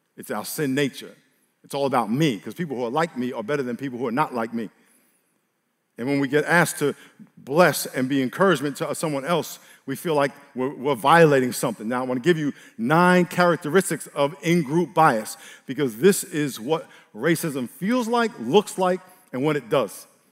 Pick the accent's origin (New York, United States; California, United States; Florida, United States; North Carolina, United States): New York, United States; I grew up in New York